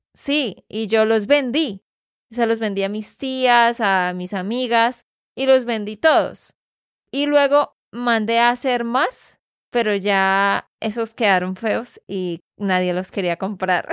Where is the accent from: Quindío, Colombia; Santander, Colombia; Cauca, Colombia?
Santander, Colombia; de Santander, Colombia